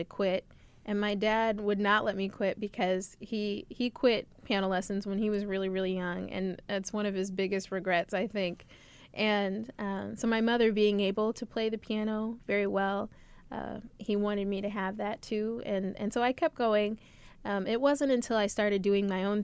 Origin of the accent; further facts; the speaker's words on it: Merrillville, Indiana, United States; moved away as an adult; now in Indianapolis, United States; I'm originally from Merrillville, Indiana, so the northwest region of the state